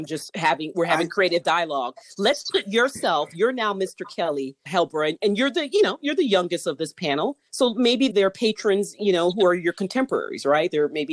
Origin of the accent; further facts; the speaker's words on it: Jamaica; You know how some Jamaicans are, you know, we're going to bang on the wall and carry on.